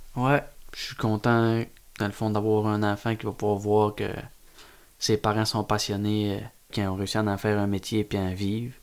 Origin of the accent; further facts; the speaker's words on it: Carleton-sur-Mer, Quebec, Canada; je viens de Carleton, je veux toujours rester à Carleton. C'est ancré en dedans de moi.